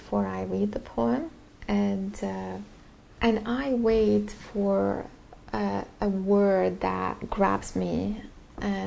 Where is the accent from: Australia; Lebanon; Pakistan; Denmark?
Lebanon; English is a second language; moved away; growing up in Lebanon